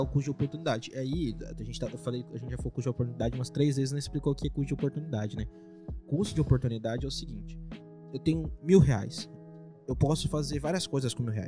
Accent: Presidente Venceslau, São Paulo, Brazil; moved away; Eu sou de Venceslau lá

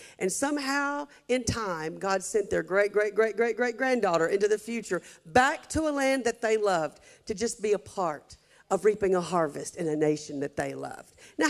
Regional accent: Hamilton, Alabama, United States; my hometown of Hamilton, Alabama

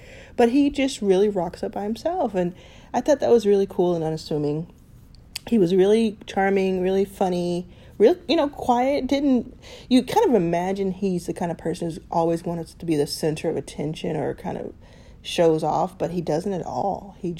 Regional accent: Dallas, Texas, United States; I grew up in Dallas.

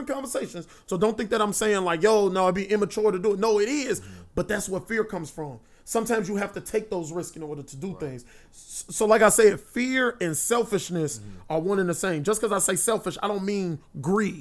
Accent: Gary, Indiana, United States; I'm from Gary

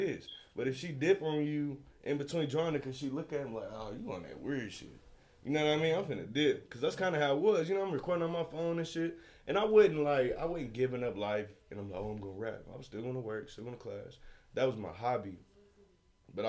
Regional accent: Oklahoma, United States; I'm from Oklahoma

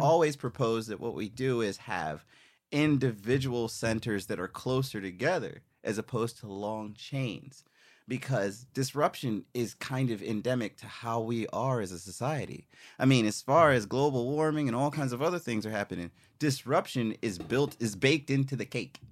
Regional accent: U.S. Virgin Islands; moved away; also born or lived in Philadelphia, United States; I was born in Philly, but grew up in Saint Croix.

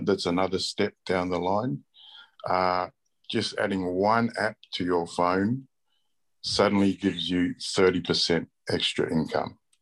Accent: Australia; I was born and raised in Australia

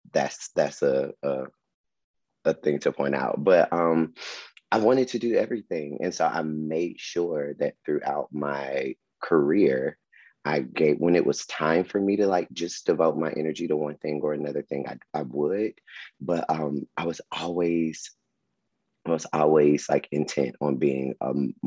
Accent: Atlanta, Georgia, United States; and I was from Atlanta, so I could really I knew the little pockets of places where to like hang out

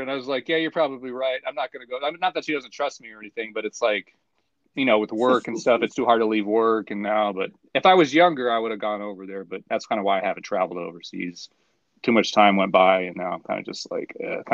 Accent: United States; I'm from America, but like my roots are like Italian.

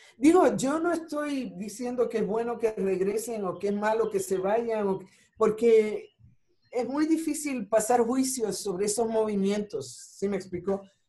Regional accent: Ponce, Puerto Rico; moved away as an adult; also born or lived in New York; now in Mexico; soy de Ponce

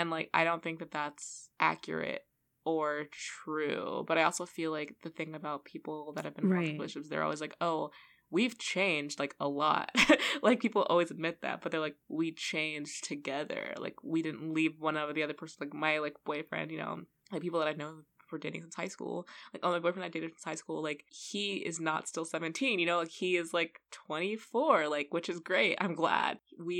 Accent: Los Angeles, California, United States; But also, I feel like we're both from Los Angeles. Yeah. Like, we're both have lived in Los Angeles

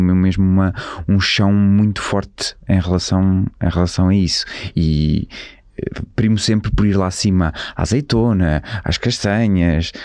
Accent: Colhoso, Bragança District, Portugal; moved away; eu cresci na, na aldeia com os meus avós. Eh, é uma aldeia que se chama Colhoso, que é ao pé de, de Izeda, a ficar a 30 km de Bragança.

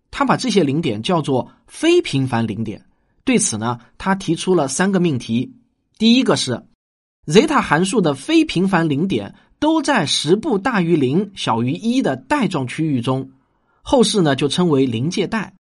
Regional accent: China

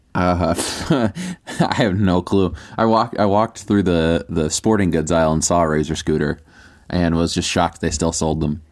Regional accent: United States; I'm American

